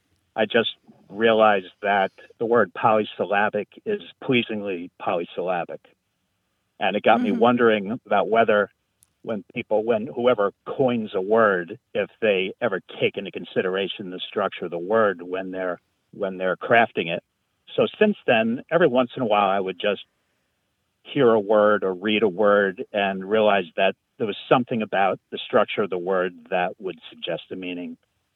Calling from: Elmira, New York, United States; I'm calling from Elmira, New York.

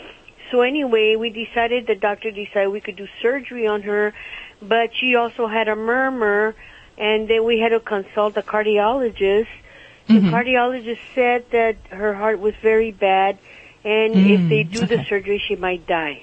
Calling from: Pico Rivera, California, United States; I'm calling from Los Angeles, Pico Rivera.

